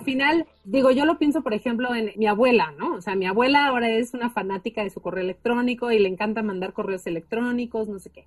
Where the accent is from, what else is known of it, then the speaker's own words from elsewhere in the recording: Mexico; first language Spanish; es nuestra lengua nativa